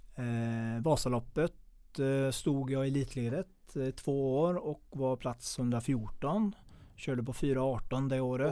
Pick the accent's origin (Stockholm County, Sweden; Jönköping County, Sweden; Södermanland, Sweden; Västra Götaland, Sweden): Västra Götaland, Sweden; Mellerud; Jag är uppväxt i Mellerud